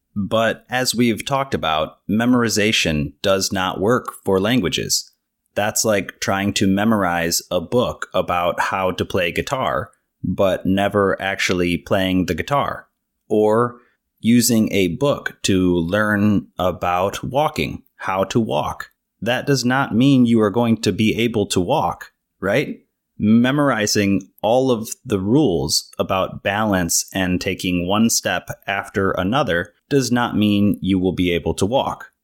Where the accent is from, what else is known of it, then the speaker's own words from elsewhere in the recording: United States; I was born and raised here in the United States in a relatively small town